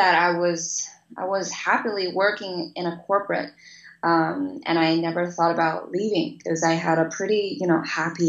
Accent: China; moved away as an adult; also born or lived in United States; Before I was 18, I grew up in China

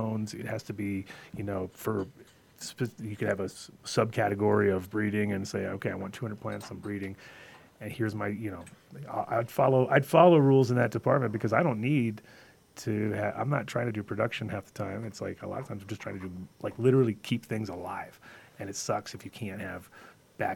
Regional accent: upstate New York, United States; moved away as an adult; now in Colorado, United States; I'm from New York originally also

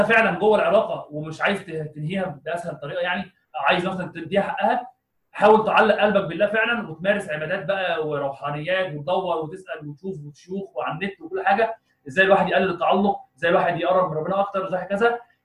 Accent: Egypt; عندنا في مصر

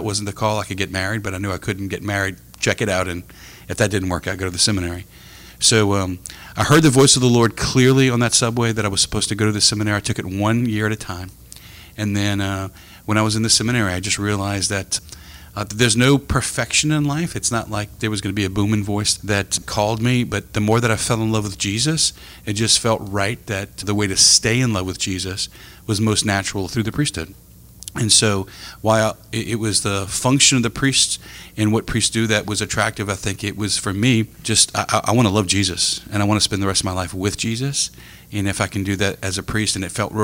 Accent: Houma, Louisiana, United States; Born and raised in Houma, number 5 of 6, 3 boys, 3 girls, with the Brady Bunch, and had great parents.

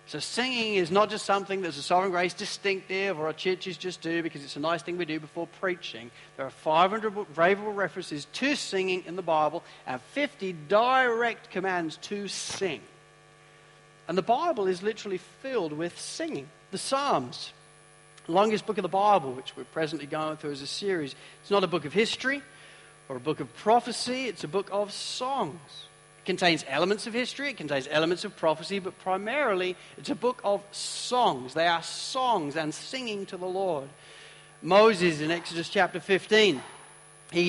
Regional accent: United Kingdom; I'm a British guy

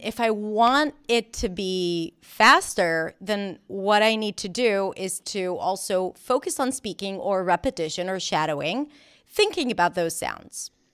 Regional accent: Israel; accent: Israeli; English is a second language; moved away as an adult; also born or lived in New York; I was born and raised in Israel

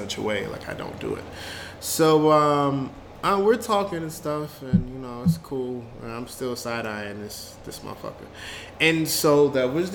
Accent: Washington, District of Columbia, United States; moved away; also born or lived in North Carolina / Florida; me in DC, I grew up around Howard

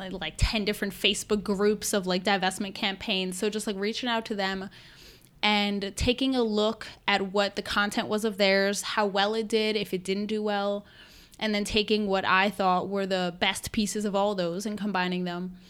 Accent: Westchester County, New York, United States; I'm from Westchester County, New York, uh, which is just about an hour north of New York City.

